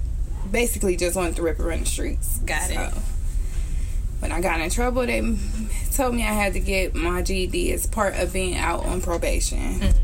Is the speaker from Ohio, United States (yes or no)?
yes; Youngstown, Ohio, United States; I grew up in Youngstown.